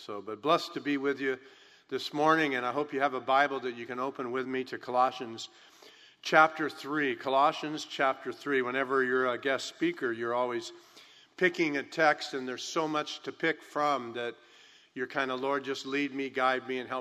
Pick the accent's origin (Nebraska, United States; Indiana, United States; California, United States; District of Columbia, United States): California, United States; I'm born and raised in California